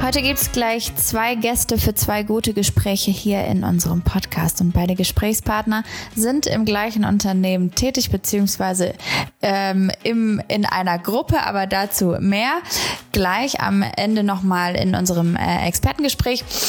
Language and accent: German; Gelsenkirchen, North Rhine-Westphalia, Germany; ich komme aus Gelsenkirchen